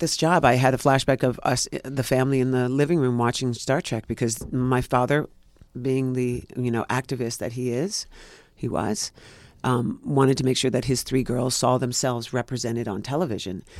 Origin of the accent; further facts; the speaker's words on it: New York City, New York, United States; I'm born and raised in Greenwich Village, New York